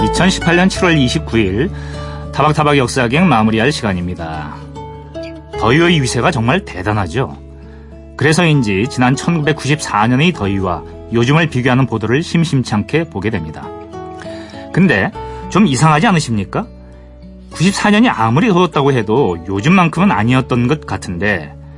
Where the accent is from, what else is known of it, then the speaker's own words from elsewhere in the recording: Gangwon, South Korea; 제가 고향이 강원도인데 사실은 이제 이쪽 저그 영서 쪽에 있어가지고